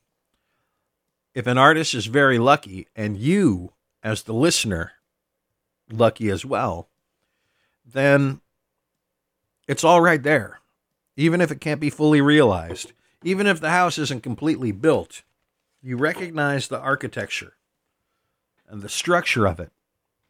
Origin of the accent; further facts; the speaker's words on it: Los Angeles, California, United States; moved away; I grew up in Los Angeles of the 1970s